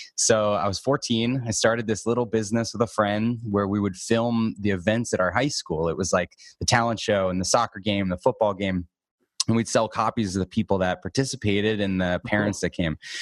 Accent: Boston, Massachusetts, United States; now in Arizona, United States; I grew up in Boston.

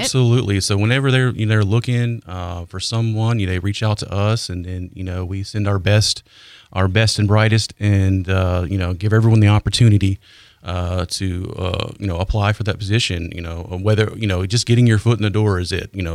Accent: Nashville, Tennessee, United States; moved away as an adult; now in Pensacola, United States; I'm from Nashville

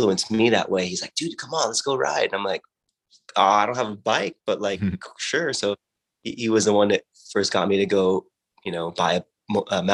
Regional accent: Watsonville, California, United States; I grew up in Watsonville, which is near Santa Cruz in California on the coast

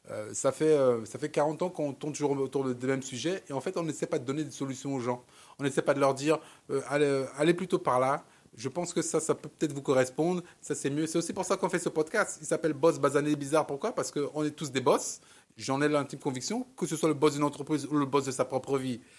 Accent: Cameroon; moi, comme je, je suis camerounais d'origine, euh, et, j'ai mis 30 ans avant de retourner au Cameroun

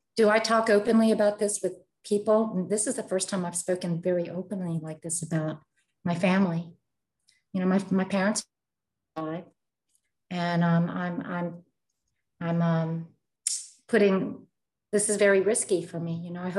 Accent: Philippines; I grew up in a family where the values are different. I'm Filipino and Spanish.

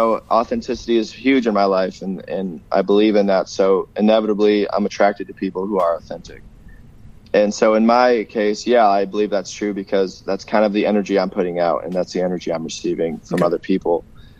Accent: Los Angeles, California, United States; moved away as an adult; also born or lived in Minneapolis; now in Winnipeg, Canada; growing up in Los Angeles area, especially lately, you know, living in El Segundo, which is, you know, more based in the Santa Monica area, and even like West Hollywood

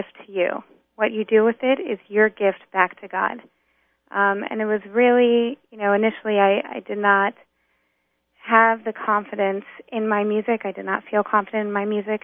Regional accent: North Carolina, United States; moved away; also born or lived in New York; I was born and raised in North Carolina.

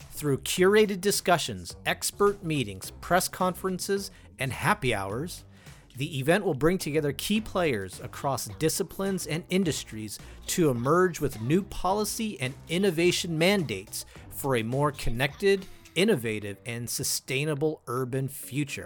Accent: California, United States; My home state of California

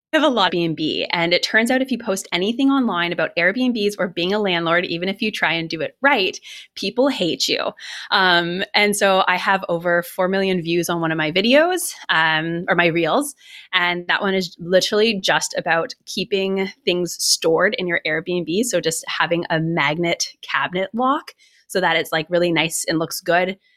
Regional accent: Ottawa, Ontario, Canada; moved away as an adult; also born or lived in Los Angeles / Colorado; I'm from Canada originally. I'm from Ottawa, and I moved from Ottawa to, uh, Los Angeles when I was ni-, when I was nineteen years old

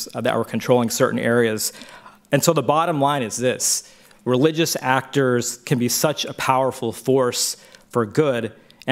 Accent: Dallas, Texas, United States; I grew up in Texas and in the Dallas area.

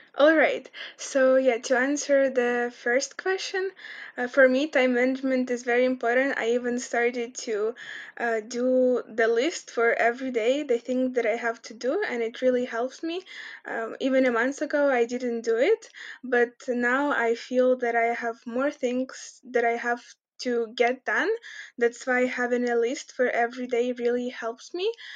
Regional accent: Kremenchuk, Poltava Oblast, Ukraine; moved away as an adult; also born or lived in United States / Lithuania; in our town, I come from Cremenchuk. It's in Poltava region

